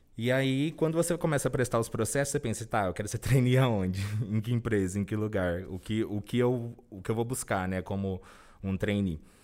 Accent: Cajobi, São Paulo, Brazil; also born or lived in Presidente Prudente; now in São Paulo, Brazil; Eu sou natural do interior do estado de São Paulo. Minha cidade chama Cajobi

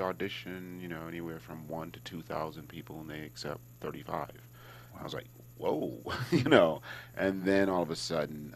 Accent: Hartford, Connecticut, United States; moved away as an adult; also born or lived in Los Angeles; I was from Hartford

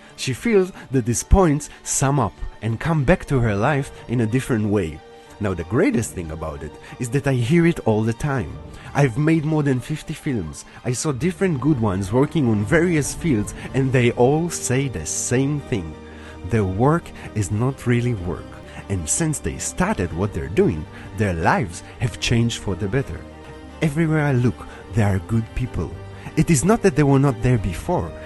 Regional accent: Israel; moved away as an adult; now in Berlin, Germany; I was born in Israel, and for the last sixteen years, I've been living in Berlin.

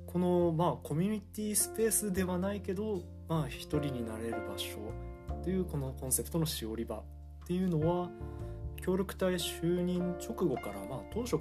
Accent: Kanagawa, Japan; moved away as an adult; also born or lived in Iwate; now in Yabuki, Japan; 出身は神奈川県です

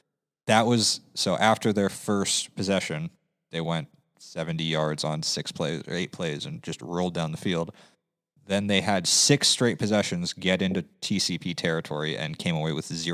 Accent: California, United States; now in Lewis County, Washington, United States; as the Californian here

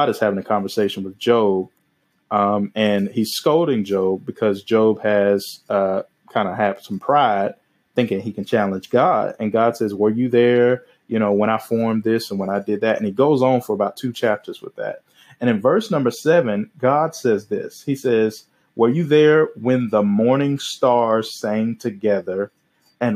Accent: the South, United States; I'm from the South

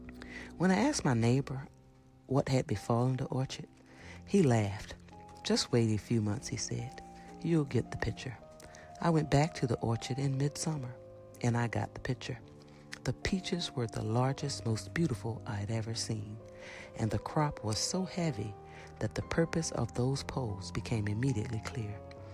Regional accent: Georgia, United States; But since I'm from Georgia, where we grow lots of peaches, could I talk about peaches first?

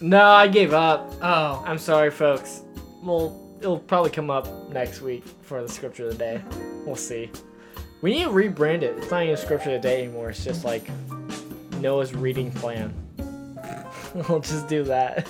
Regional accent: United States; people ask if I'm American, like I hate saying yes

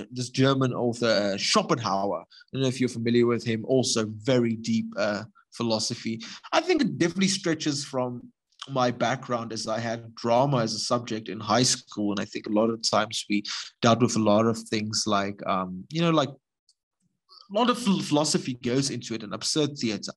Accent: Gordon's Bay, Western Cape, South Africa; my hometown in Gordons Bay

